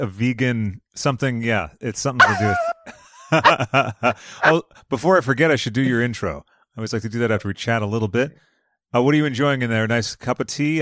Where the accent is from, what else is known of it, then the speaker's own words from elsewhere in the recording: United States; us Americans